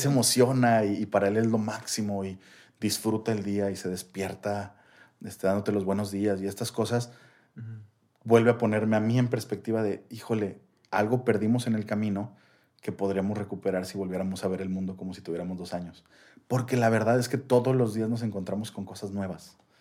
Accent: Mexico; como mexicano

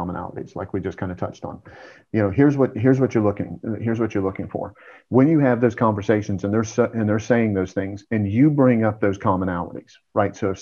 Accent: Georgia, United States; I'm from Georgia

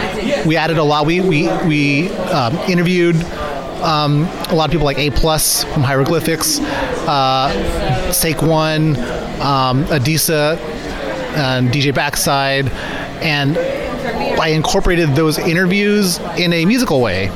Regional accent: Bay Area, California, United States; I grew up in the Bay

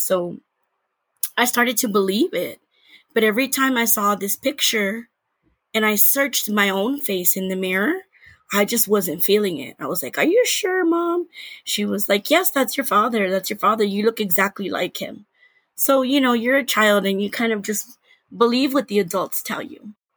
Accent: San Antonio, Texas, United States; I grew up in Texas.

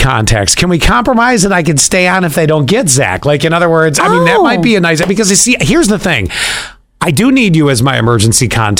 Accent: Canada; Oh, and I'm Canadian too.

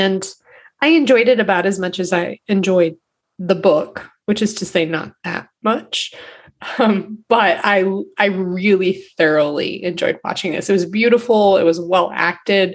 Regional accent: Indiana, United States; we're from Indiana

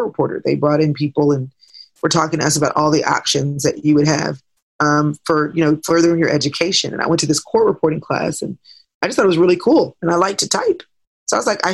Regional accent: Dallas, Texas, United States; I grew up in Dallas, have been here the majority of my life

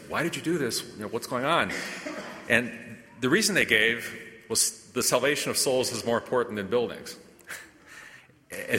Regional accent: United States; as American Catholics

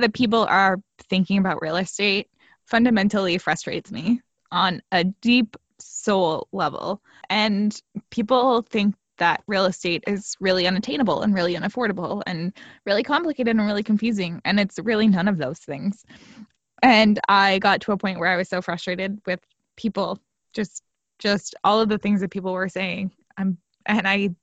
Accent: Newfoundland and Labrador, Canada; moved away as an adult; now in Toronto, Canada; I'm from Newfoundland. That's the not being native Toronto part.

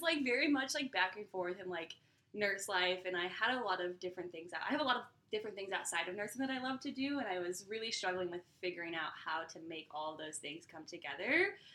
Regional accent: Iowa, United States; now in North Carolina, United States; I live in the state of North Carolina, but I was born and raised in Iowa

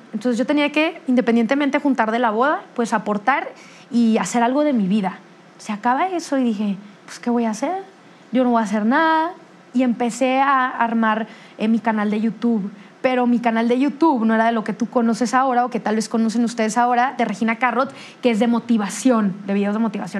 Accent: Monterrey, Nuevo León, Mexico; somos de Monterrey

